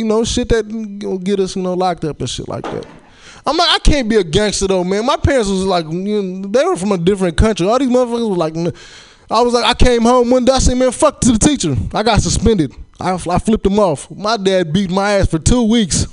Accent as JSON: {"language": "English", "town": "Chicago", "region": "Illinois", "country": "United States", "also_born_or_lived": "Hayward, California", "moved": "yes", "said": "I'm from Chicago originally"}